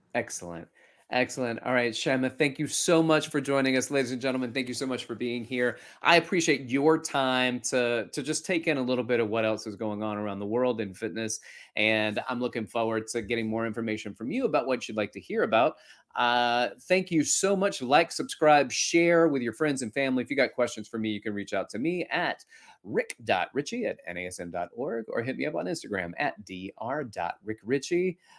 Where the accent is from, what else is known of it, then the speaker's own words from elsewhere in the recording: Alabama, United States; now in New York City, United States; I grew up in Alabama.